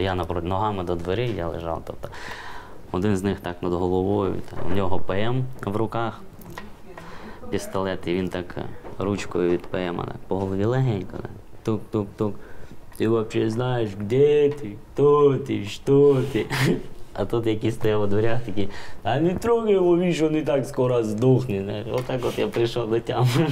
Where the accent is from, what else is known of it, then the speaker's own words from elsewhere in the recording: Oleshky, Kherson Oblast, Ukraine; Родом я, до речі, з Олешок. Раніше місто Цірюпинське воно називалось